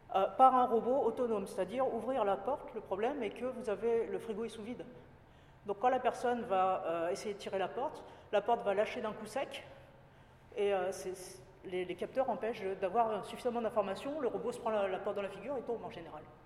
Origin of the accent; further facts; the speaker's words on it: Paris, Île-de-France, France; moved away as an adult; also born or lived in Japan / Poitiers / Italy; now in Nantes, France; je suis parisienne d'origine